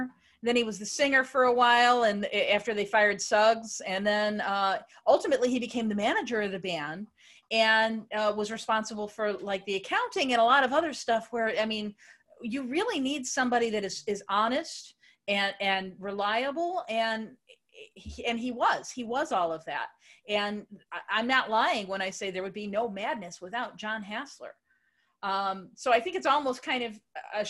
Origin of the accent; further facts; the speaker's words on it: United States; as an American